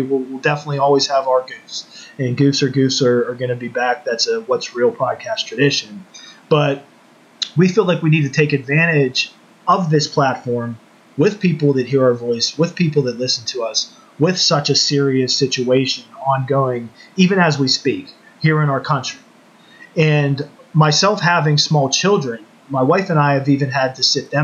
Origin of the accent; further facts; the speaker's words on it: Woodland Hills, United States; Growing up in the Woodland Hills community